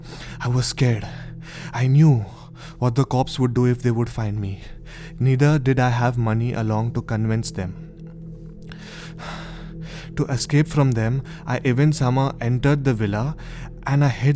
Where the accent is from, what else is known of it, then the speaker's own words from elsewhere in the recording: Goa, India; now in Santamol, India; I was born and brought up in Goa, and I am currently studying and preparing for my TYBCOM. I live near the DiMello's house, which is in Santamol, Goa.